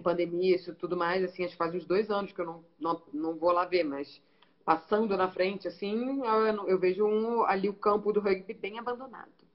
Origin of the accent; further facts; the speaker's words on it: Niterói, Rio de Janeiro, Brazil; moved away as an adult; also born or lived in Australia; now in São Paulo, Brazil; Eu sou carioca mesmo, nasci no Rio. Minha mãe atravessou a poça só pra eu nascer e voltei. Mas então eu sou carioca, mas sou papagoiaba ali também, Niterói